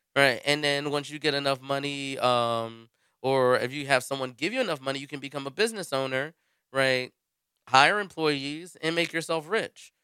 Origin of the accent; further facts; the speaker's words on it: United States; being an American